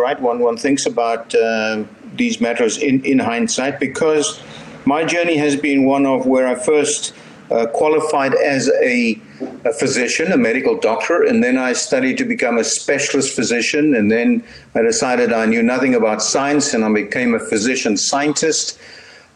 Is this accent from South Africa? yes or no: yes; Stellenbosch, Western Cape, South Africa; moved away as an adult; I was born in Stellenbosch and I actually went to school here and I attended medical school here as well.